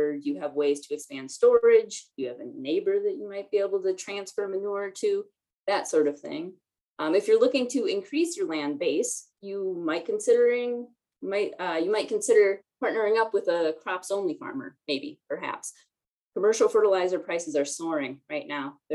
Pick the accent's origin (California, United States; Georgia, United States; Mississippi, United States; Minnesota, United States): Minnesota, United States; I say that as a Minnesotan